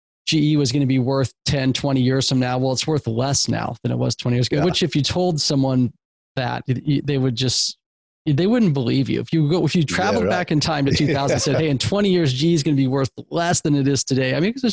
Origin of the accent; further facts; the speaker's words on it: West Coast, United States; I'm from the West Coast.